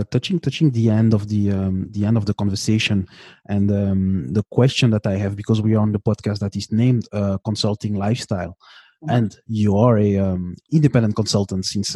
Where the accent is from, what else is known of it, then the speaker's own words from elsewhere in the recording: Canada; I am from Canada